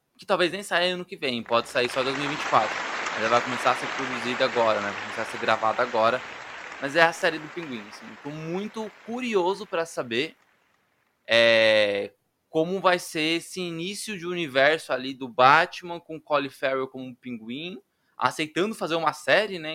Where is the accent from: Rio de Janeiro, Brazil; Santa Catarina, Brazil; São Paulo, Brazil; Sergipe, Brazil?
São Paulo, Brazil; Brasilândia; minha família mora em periferia, a gente é da Brasilândia